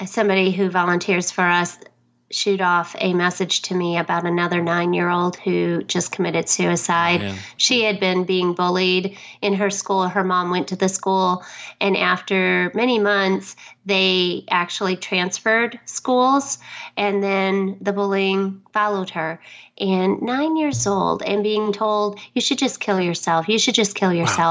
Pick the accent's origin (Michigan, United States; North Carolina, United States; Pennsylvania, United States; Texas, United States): Michigan, United States; Detroit; now in Dallas, United States; I grew up in actually outside of Detroit